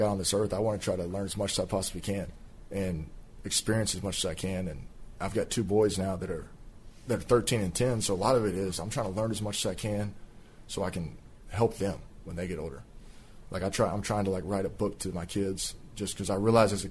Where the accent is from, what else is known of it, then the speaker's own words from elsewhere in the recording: Fort Worth, Texas, United States; growing up in Fort Worth area, and when he was playing for the Rangers, like being able to like see him